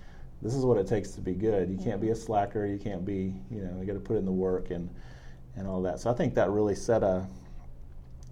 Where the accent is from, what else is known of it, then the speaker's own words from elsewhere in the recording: San Antonio, Texas, United States; also born or lived in Lufkin, Texas; we grew up in San Antonio